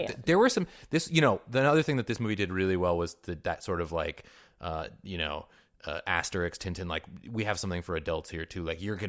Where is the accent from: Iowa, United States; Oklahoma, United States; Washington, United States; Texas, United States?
Washington, United States; Mercer Island; Yeah, I mean, I grew up in Mercer Island, Washington.